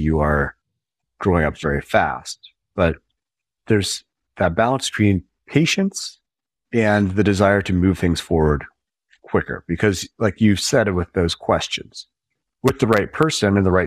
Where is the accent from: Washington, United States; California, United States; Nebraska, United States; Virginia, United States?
Washington, United States; Spokane; moved away as an adult; very happy as a teen and growing up in Spokane, Washington